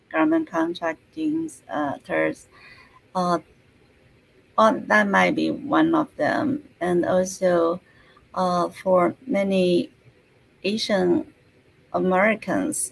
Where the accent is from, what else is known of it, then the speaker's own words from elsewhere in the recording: China; moved away as an adult; now in United States; originally, I was born in China. So mm-hmm. I spent almost half of my life in China and half of my life in US